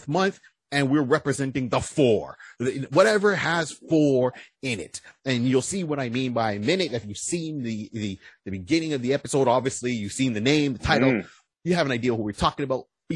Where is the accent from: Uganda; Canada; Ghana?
Canada; also born or lived in Ontario; We are the Canadian version of the Plastic Cup Boys or Blue Collar Comedy